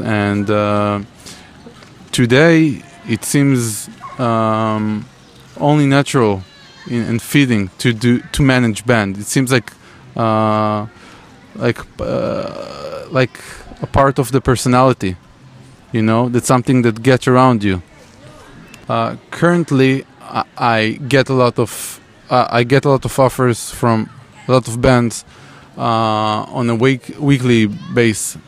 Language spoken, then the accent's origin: English; Israel; my city my hometown which is between uh, jerusalem and tel aviv